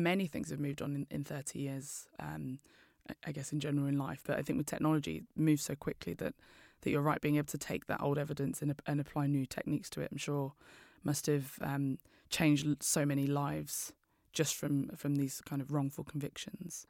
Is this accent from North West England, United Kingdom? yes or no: no; London, United Kingdom; I'm from East London